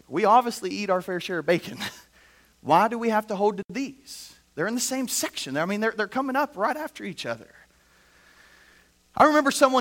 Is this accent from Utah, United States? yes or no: no; Indiana, United States; moved away; I grew up in Indiana